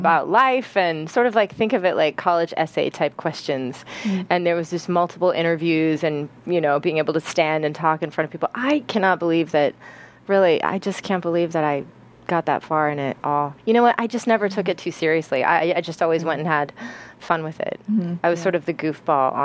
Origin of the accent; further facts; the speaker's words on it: Pasadena, California, United States; If you are from LA, which I am